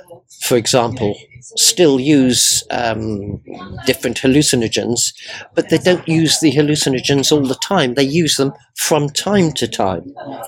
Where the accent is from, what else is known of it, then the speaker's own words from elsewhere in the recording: Guernsey; Well, I came from Guernsey and they speak with a completely different accent to me.